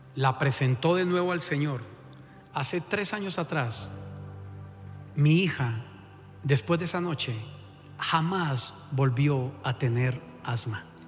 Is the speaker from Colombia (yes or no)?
yes; Colombia; como buen colombiano